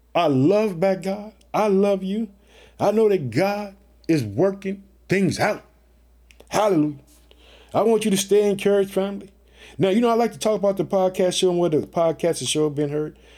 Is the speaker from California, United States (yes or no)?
no; Illinois, United States; also born or lived in Chicago; The state of Illinois, which is my home state, I reside in the city of Chicago.